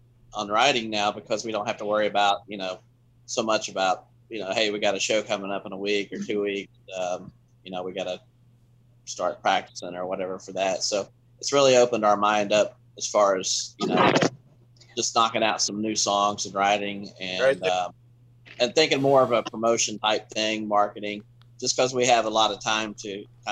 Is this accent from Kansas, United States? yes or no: no; West Virginia, United States; born there; Really? Because I was born in West Virginia.